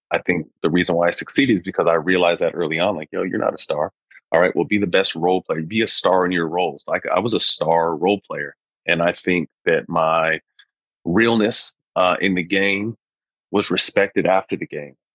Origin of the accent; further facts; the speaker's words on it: Sacramento, California, United States; also born or lived in Bay Area, California; my hometown of Sacramento